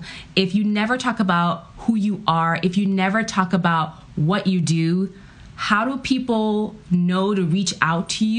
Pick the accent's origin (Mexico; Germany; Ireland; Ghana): Ghana; now in United States; My family is an immigrant family. I'm from Ghana, West Africa. And so when we first moved to the U.S., really your mindset is you got to succeed.